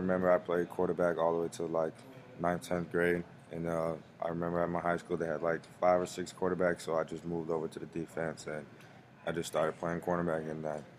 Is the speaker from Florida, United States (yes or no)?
yes; Broward County, South Florida, United States; I'm from South Florida, Broward County. I grew up with my mom and dad.